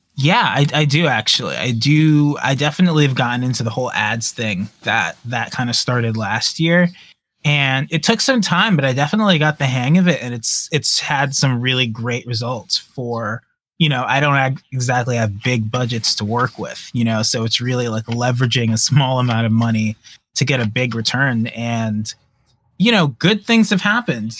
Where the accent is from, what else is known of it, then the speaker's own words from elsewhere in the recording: New York, United States; I'm from New York